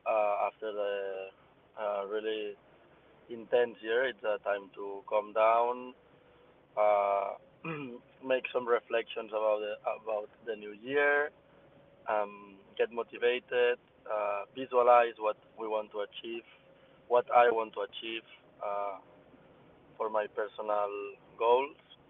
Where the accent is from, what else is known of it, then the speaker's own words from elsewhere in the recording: a town near Barcelona, Catalonia, Spain; moved away as an adult; now in Barcelona, Spain; all my family is from a town near Barcelona, and I live in Barcelona